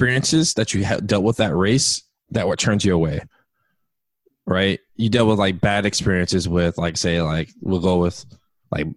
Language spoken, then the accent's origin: English; San Ramon, California, United States; also born or lived in Oakland; I grew up in San Ramon. So when I first moved out there, coming from Oakland